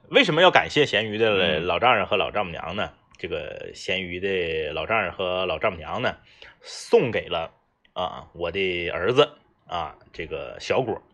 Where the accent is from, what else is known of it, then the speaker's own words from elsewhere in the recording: Northeast China, China; 咱们那个东北叫黑背